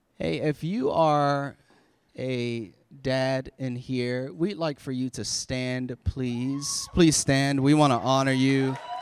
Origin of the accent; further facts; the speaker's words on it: Florida, United States; now in Maryland, United States; I'm from Florida, so I have summer all, we had summer all year long